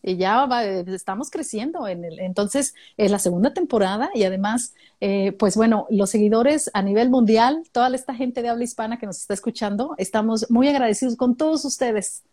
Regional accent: Mexicali, Baja California, Mexico; now in Australia; yo también crecí en Mexicali. No, no nací ah, ¿en ahí, serio? pero llegué, sí, llegué muy chiquitita allá a Mexicali, como de cuatro años, y crecí allá en Mexicali

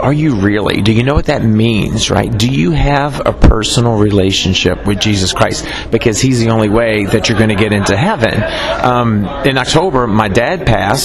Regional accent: New Orleans, Louisiana, United States; I grew up in New Orleans

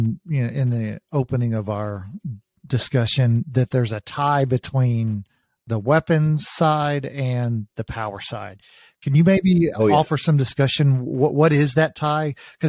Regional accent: Texas, United States; moved away; I'm a Texan. And so as an expat living outside my country

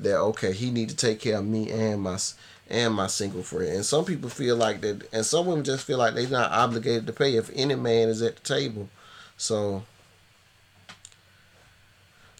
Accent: the South, United States; me being Southern, and that's what I was always taught

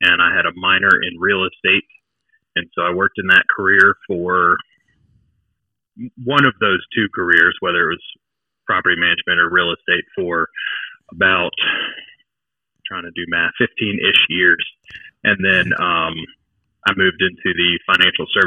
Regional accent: King George, Virginia, United States; also born or lived in Fredericksburg, Virginia; I was born in Fredericksburg. I grew up in King George, which is about half an hour east of Fredericksburg

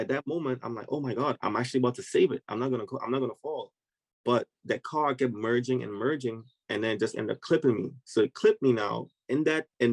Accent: Trinidad & Tobago; moved away as an adult; now in United States; I'm originally from Trinidad and Tobago. I migrated to the United States actually to play soccer

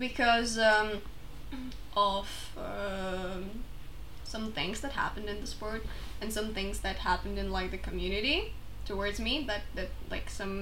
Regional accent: Czechia; English is a second language; I am a 20-year-old from Czech Republic, which is a small state

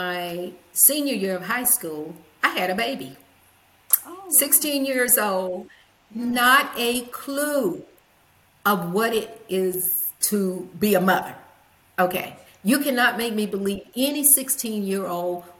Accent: Huntsville, Alabama, United States; also born or lived in Nashville, Tennessee; By the age of 9, my parents divorced, and we moved to Huntsville, Alabama, which put my mom closer to her family.

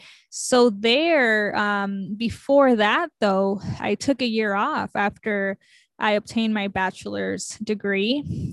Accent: Los Angeles, California, United States; born there; I was born in East Los Angeles, California. As a child, I moved around a lot.

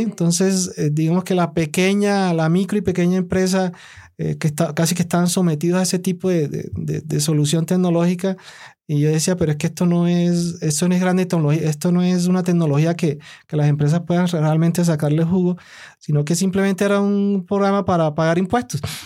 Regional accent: El Carmen de Bolívar, Bolívar, Colombia; yo soy de la costa. Yo vengo, nací en el Carmen de Bolívar. Toda mi infancia fue allá

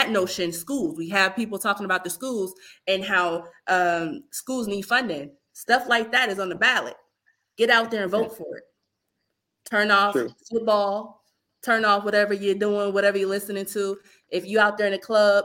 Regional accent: Youngstown, Ohio, United States; That is still my town. Okay, that's my hometown.

